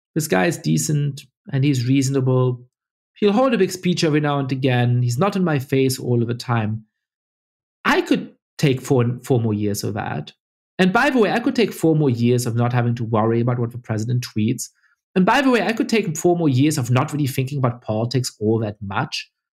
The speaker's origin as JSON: {"language": "English", "country": "Germany", "tie": "born or raised there", "moved": "yes", "said": "I, I grew up Jewish in Germany"}